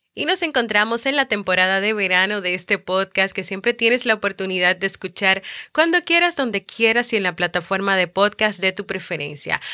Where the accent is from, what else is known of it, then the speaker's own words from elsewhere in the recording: Dominican Republic; aquí en mi país, República Dominicana